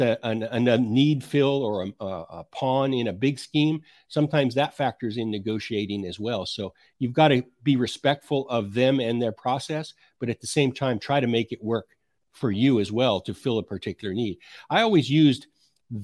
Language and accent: English; Idaho, United States; I grew up in Idaho